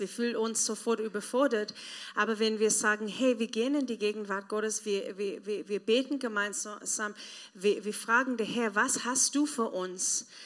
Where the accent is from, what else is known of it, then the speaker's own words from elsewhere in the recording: South Africa; German is a second language; moved away as an adult; now in Germany; ich komme aus Südafrika, das ist ähm, teilweise ein armes Land, dritte Welt. Und ähm, wenn ich jung war, mein Papa war gestorben, meine Mama war weg